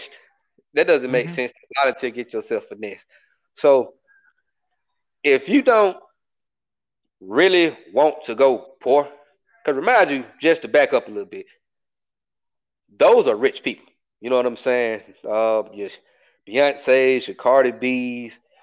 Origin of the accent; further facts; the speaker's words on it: Atlanta, Georgia, United States; I'm from Atlanta, bro. I'm from a city